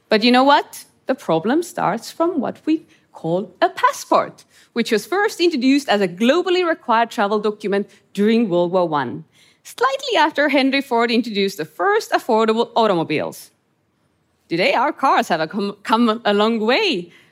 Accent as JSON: {"language": "English", "country": "Estonia", "tie": "born or raised there", "said": "I grew up in Estonia under Soviet occupation, in a country locked up behind the thick wall of the Iron Curtain."}